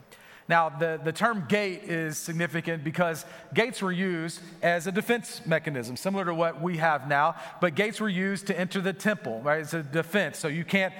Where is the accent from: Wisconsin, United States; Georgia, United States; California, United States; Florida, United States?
Florida, United States; North; moved away; we grew up in the deep South, so we're in North Florida